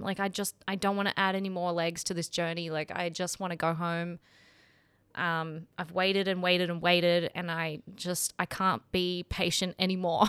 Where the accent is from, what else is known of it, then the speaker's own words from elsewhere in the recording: Sydney, New South Wales, Australia; moved away as an adult; I'm from Sydney. That's where my friends and family are.